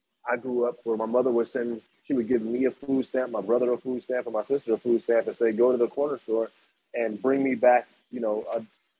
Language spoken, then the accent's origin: English; Waukegan, Illinois, United States; moved away as an adult; now in Chicago, United States; I'm from Waukegan